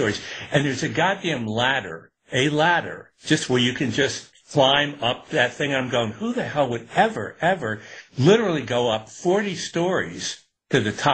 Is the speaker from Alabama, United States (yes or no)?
no; Newburgh, New York, United States; growing up in Newburgh and upstate